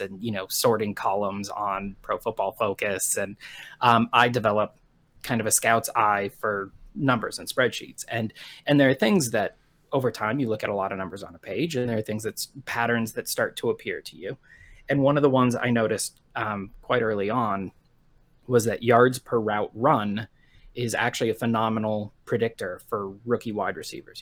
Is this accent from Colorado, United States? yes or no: yes; Colorado Springs, Colorado, United States; I was born in Colorado Springs, Colorado in nineteen